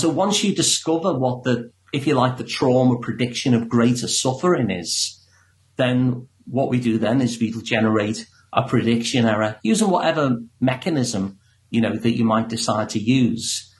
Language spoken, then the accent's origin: English; Liverpool, North West England, United Kingdom; I'm from Liverpool, so I actually sound like the guy who does your introduction